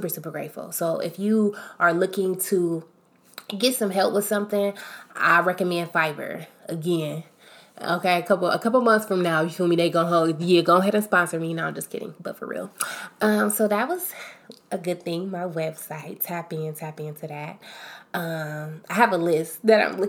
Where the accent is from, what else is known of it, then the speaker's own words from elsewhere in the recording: Akron, Ohio, United States; I'm from Akron, Ohio